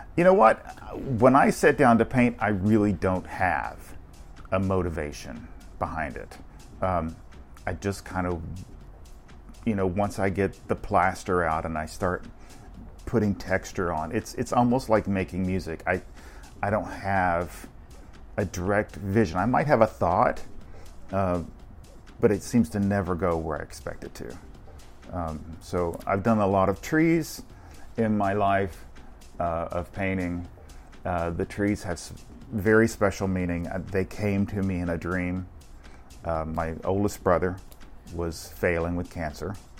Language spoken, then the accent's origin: English; Beaver Dam, Kentucky, United States; now in Orlando, United States; I was born in a little small town called Beaver Dam, Kentucky